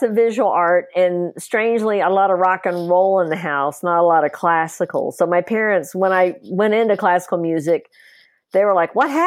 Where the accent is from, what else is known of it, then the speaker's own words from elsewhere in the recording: East Tennessee, United States; Actually, I'm from East Tennessee. East Tennessee. Very close to the border though.